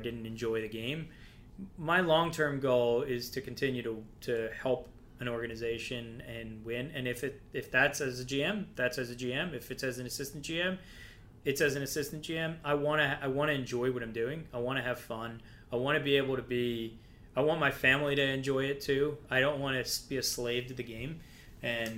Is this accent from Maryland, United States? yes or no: yes; Baltimore, Maryland, United States; moved away; I'm from Baltimore